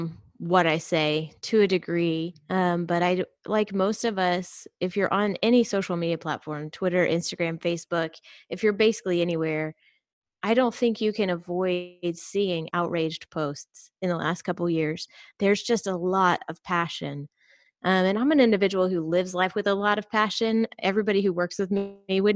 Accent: United States; also born or lived in Georgia, United States / Texas, United States; I was raised in Georgia and Texas, so primarily the Bible Belt

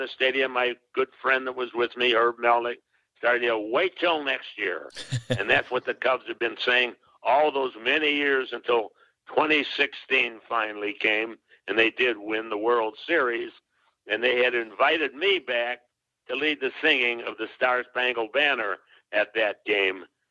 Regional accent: Chicago, Illinois, United States; I grew up in Chicago.

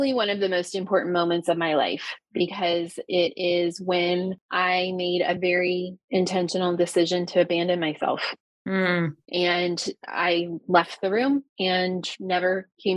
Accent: Ohio, United States; I'm a teacher from Ohio

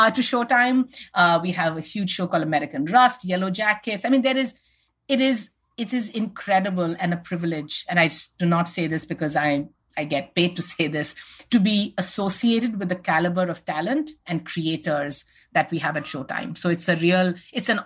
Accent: India; moved away as an adult; now in United States; I grew up in India

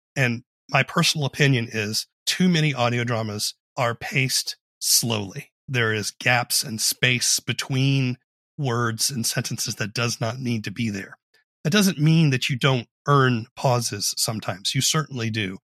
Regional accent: Charleston, South Carolina, United States; I grew up in Charleston, South Carolina.

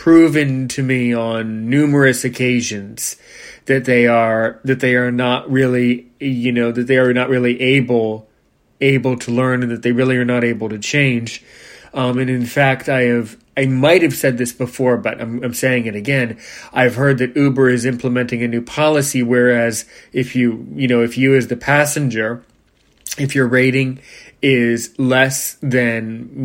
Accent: United States; I was born in the USA. Thank God I'm American

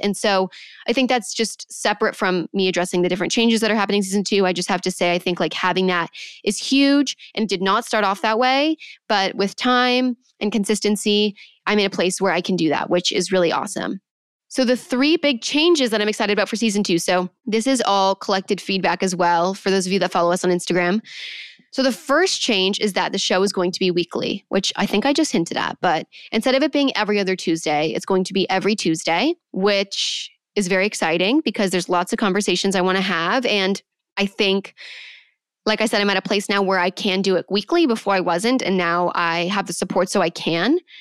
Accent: Manhattan Beach, California, United States; born or raised there

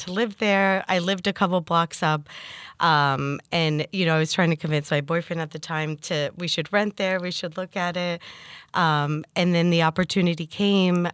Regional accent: Basking Ridge, New Jersey, United States; also born or lived in Hoboken, New Jersey / Bergen-Lafayette, Jersey City; now in Jersey City, United States; I grew up in New Jersey in Basking Ridge.

